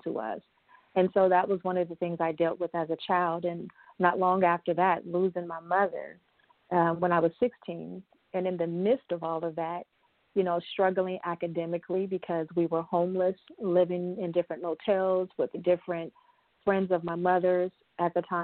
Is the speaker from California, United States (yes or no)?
yes; Los Angeles, California, United States; now in Northern California, United States; I'm originally from Southern California, Los Angeles, San Bernardino area